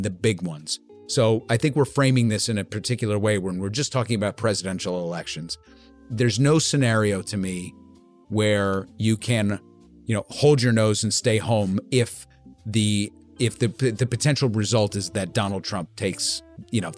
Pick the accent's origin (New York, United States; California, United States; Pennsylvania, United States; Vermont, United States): New York, United States; we're from New York, but we're not from Brooklyn.